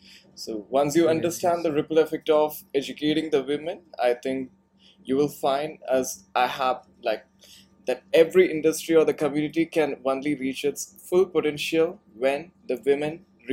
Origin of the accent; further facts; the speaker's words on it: Bangalore, Karnataka, India; English is a second language; I come from Bangalore and you come from Delhi.